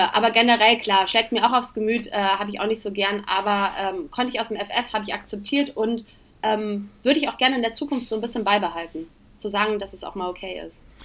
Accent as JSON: {"language": "German", "town": "Königswinter", "region": "North Rhine-Westphalia", "country": "Germany", "moved": "as an adult", "lives_now": "Cologne, Germany", "said": "ich komme ursprünglich aus Königswinter, das ist ähm, aber ganz in der Nähe, das ist bei Bonn und äh, lebe jetzt seit ungefähr sechs Jahren in Köln"}